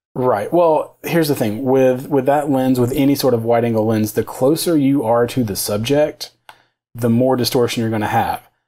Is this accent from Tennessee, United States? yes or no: yes; outside of Knoxville, Tennessee, United States; now in Nashville, United States; I grew up outside of Knoxville, so uh, on kind of on the other side of the state